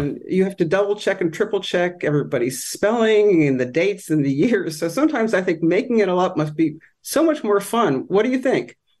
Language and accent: English; Rochester, New York, United States; moved away as an adult; also born or lived in Hartford, Connecticut / West Hartford, Connecticut; First couple years in New York City, then West Hartford, and then Rochester, where I was the editor of my high school newspaper